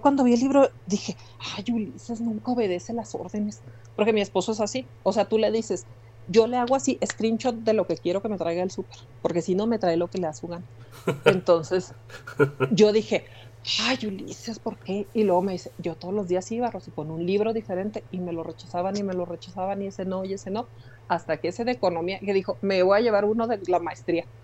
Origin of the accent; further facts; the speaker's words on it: Mexico; yo soy del barrio de Londres